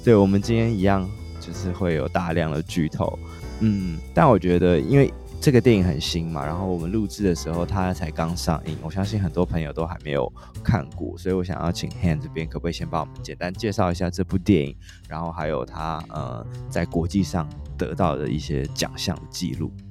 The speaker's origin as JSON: {"language": "Chinese", "country": "Taiwan", "said": "身为台湾人"}